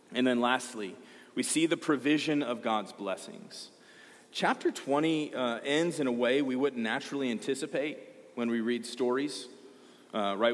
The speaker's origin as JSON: {"language": "English", "region": "Georgia", "country": "United States", "said": "I'm from Georgia."}